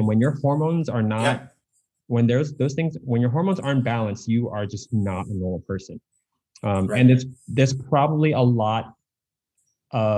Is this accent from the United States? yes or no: yes; United States; I'm Asian American